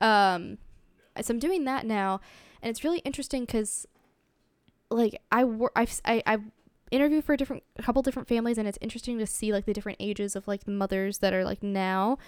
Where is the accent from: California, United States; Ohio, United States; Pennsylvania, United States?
Ohio, United States; I grew up in Ohio, so it's a lot smaller town.